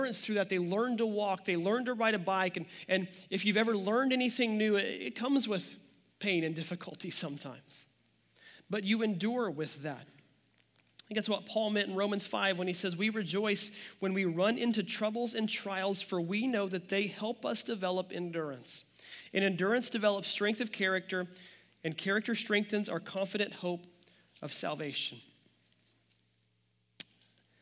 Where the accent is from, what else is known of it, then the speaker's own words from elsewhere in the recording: near Joplin, Missouri, United States; now in Kansas City, United States; Joplin, Missouri, just 25 minutes from my hometown